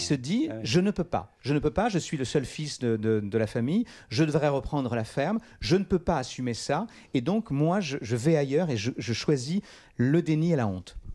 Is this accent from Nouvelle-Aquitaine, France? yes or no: yes; Charente, Nouvelle-Aquitaine, France; là où je suis né, là où j'ai grandi